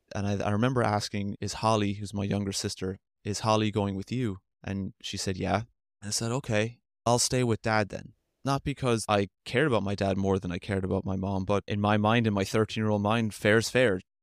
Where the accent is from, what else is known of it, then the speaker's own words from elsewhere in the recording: Limerick, Munster, Ireland; moved away as an adult; now in Tulsa, United States; I'm from Limerick, Ireland. That's where I'm from